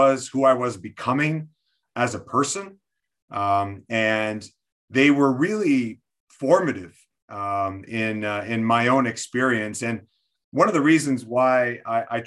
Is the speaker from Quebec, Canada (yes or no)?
yes; Quebec City, Quebec, Canada; I'm born and raised in Quebec City, which is the French part of Canada